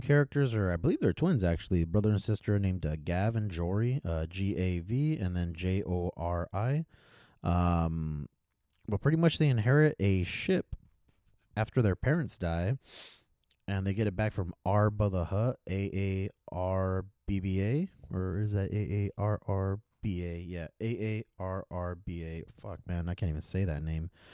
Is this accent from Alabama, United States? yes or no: no; Fresno, California, United States; I'm from Fresno area.